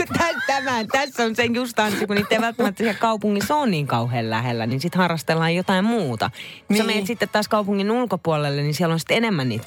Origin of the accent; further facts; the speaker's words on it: Naantali, Southwest Finland, Finland; now in Helsinki, Finland; Mä muistan silloin, kun itse muutin Naantalista Helsinkiin. Naantalissa kyllä mulla oli tallihevoset kuule ja hoitoponit ja muut vastaavat. Mä olin aivan tallityttönä siellä.